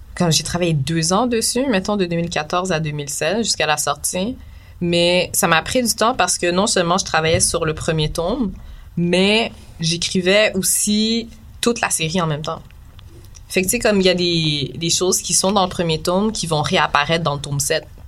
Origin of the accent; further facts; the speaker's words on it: Quebec, Canada; mes parents sont haïtiens, mm. mais je suis née ici